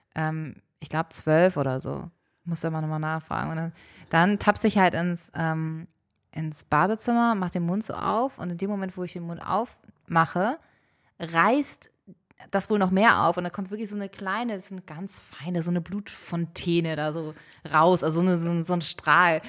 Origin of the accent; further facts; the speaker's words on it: Hamburg, Germany; ich bin in Ulstedt groß geworden, das ist ein Stadtteil in Hamburg nördlich, gehört zu den Waldörfern